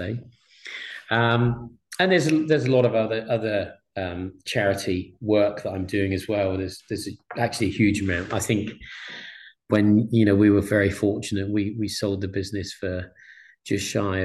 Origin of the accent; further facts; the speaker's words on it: Exeter, South West England, United Kingdom; a town called Exeter, my hometown